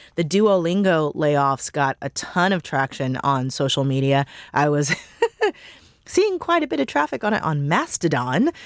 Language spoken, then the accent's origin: English; Missouri, United States; now in Washington, D.C., United States; I'm from Missouri